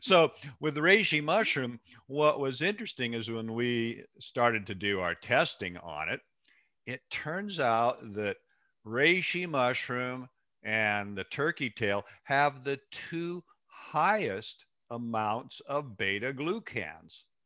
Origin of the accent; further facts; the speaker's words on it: Seattle, Washington, United States; born and raised in the Pacific Northwest, raised in Seattle, actually